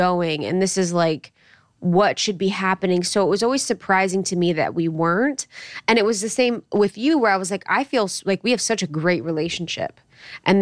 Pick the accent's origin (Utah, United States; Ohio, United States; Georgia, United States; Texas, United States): Ohio, United States; I'm from Ohio